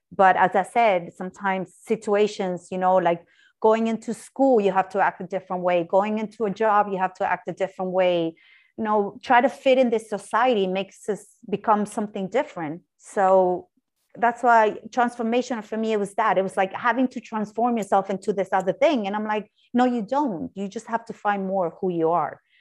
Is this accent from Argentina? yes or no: yes; Argentina; moved away as an adult; also born or lived in Ireland; I'm originally from Argentina